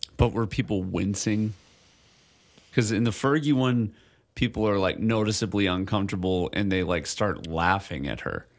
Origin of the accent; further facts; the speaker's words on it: Illinois, United States; now in Hawaii, United States; I grew up in Illinois